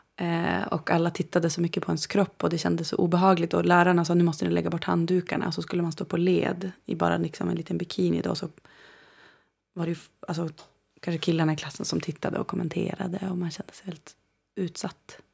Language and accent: Swedish; Umeå, Västerbotten County, Sweden; now in Copenhagen, Denmark; Jag är född i Umeå. Um, I Västerbotten. I Sápmi. Um, mm. Och bodde i en by som heter Bjärnsjö tills jag började skolan ungefär. Då uh, eh, flyttade vi in till Umeå